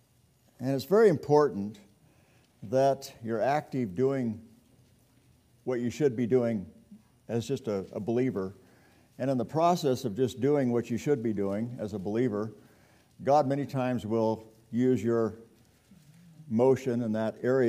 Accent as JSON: {"language": "English", "region": "California", "country": "United States", "tie": "born or raised there", "also_born_or_lived": "Victorville, California", "said": "I grew up in California, and I was born"}